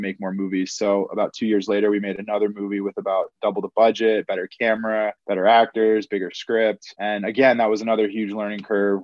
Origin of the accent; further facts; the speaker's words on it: Vermont, United States; moved away as an adult; also born or lived in Los Angeles; I'm from Vermont, so I'm from a really small state